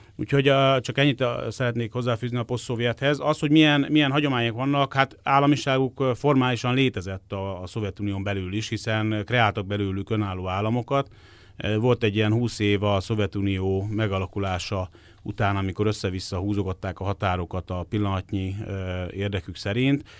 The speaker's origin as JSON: {"language": "Hungarian", "country": "Hungary"}